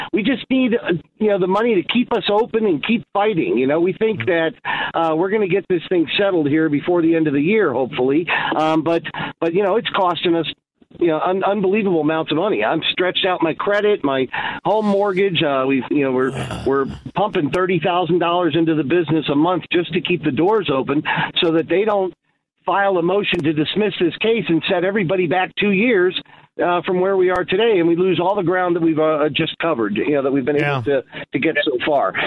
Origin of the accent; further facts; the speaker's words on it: Coral Gables, Florida, United States; now in Illinois, United States; I grew up in Coral Gables, Miami, Florida. I moved here in '92